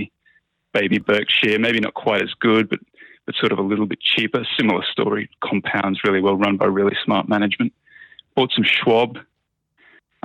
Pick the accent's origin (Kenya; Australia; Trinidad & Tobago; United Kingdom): Australia; I'm Australian.